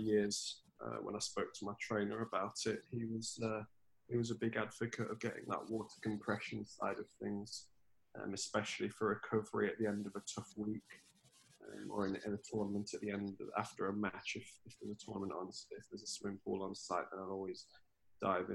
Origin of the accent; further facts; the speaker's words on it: Nottingham, East Midlands, United Kingdom; It's obviously my hometown, my home club. I've been, you know, in Nottingham for the majority of my life